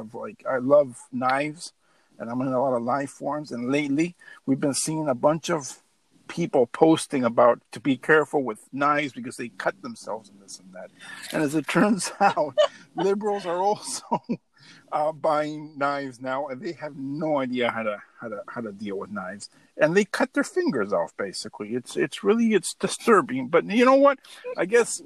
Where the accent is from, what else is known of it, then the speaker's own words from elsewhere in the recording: California, United States; I'm still from California